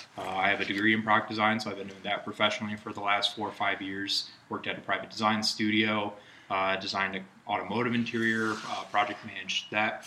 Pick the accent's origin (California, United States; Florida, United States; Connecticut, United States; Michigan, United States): Michigan, United States; now in Holland, United States; I'm from the west side of the state, east side originally, based out of Holland